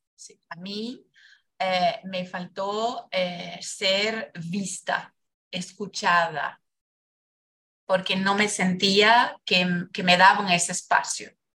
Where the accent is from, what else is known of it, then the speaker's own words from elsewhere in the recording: Brazil; moved away; yo nací en Brasil